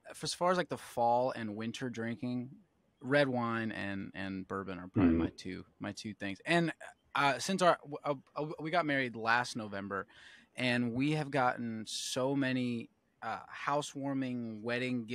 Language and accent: English; West Chester, Pennsylvania, United States; moved away as an adult; now in Nashville, United States; Eastern PA, but the town is Westchester. Yeah, so okay. I grew up just outside of Philadelphia